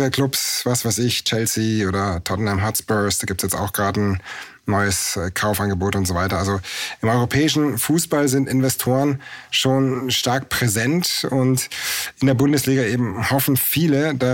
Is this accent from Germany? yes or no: yes; Munich, Bavaria, Germany; Also ich bin in München aufgewachsen